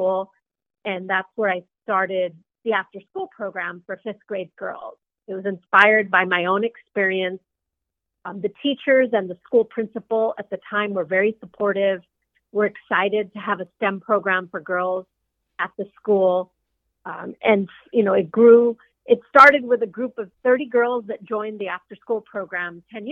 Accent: Los Angeles, California, United States; I grew up mainly in the 1980s. My family came to the San Fernando Valley in the 1950s from Mexico.

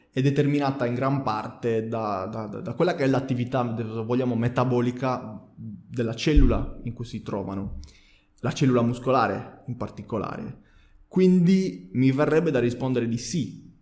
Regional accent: Sardinia, Italy; lo dico Duraz perché ha due D all'inizio, non perché sono sardo.

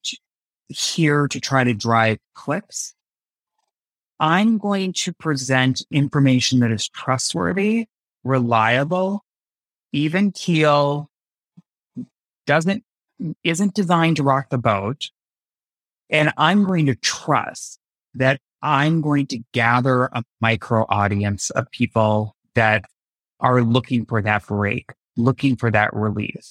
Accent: United States; growing up in high school in the nineties, it was small town U S A.

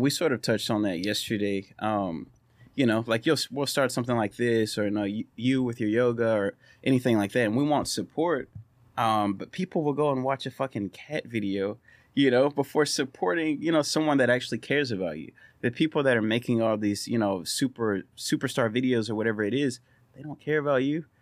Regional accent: Orange, Texas, United States; our small town is growing

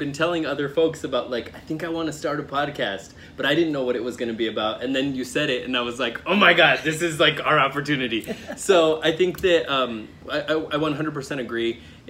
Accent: Fort Collins, Colorado, United States; born there; also born or lived in Zacatecas / Nebraska / New Mexico; I was born in Fort Collins, Colorado, but I've lived in Zacatecas in Mexico. I've lived in Nebraska, New Mexico, and Colorado, and I call Colorado home.

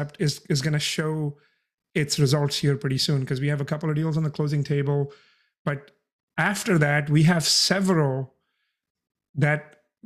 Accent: India; moved away as an adult; now in San Antonio, United States; I'm an immigrant. I came from India when I turned 18

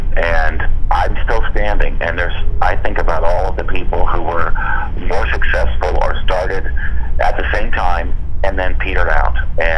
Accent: Seattle, Washington, United States; I'm from the Seattle area, and I know it well.

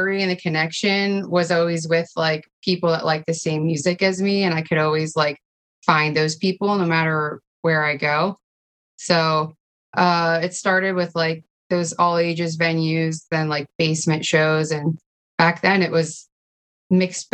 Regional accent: New Jersey, United States; also born or lived in Bergen County, New Jersey; now in New York City, United States; I grew up in Bergen County, and I left there at like 12, and then we moved around a lot growing up, so I think I went to like 4 high schools, and damn, just like a lot of towns in Jersey, mostly north, but all over

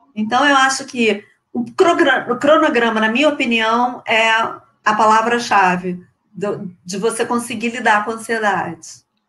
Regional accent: Rio de Janeiro, Brazil; accent: carioca chiado; eu sou carioca, não sei se vocês conseguiram per eh, perceber pelo meu chiado

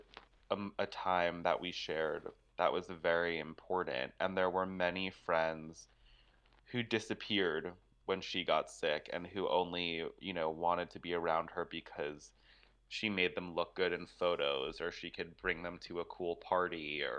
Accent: New York, United States; I was born and raised in the Lower East Side.

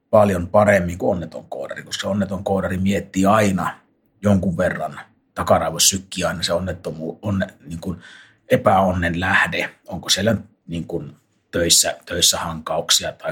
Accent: Finland; jossain Poskarassa, mistä mä tosiaan kotoisin

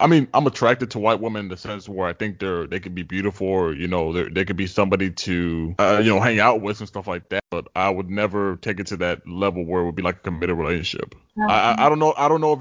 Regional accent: Tyler, Texas, United States; growing up in Tyler, for people who don't know. It's a very segregated city

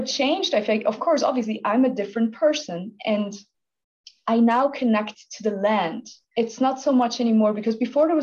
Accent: Switzerland; moved away as an adult; I'm from Switzerland. I was born and raised here.

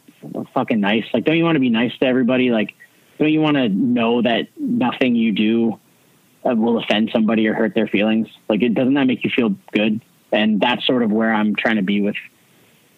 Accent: Hamilton, Ontario, Canada; growing up in Hamilton

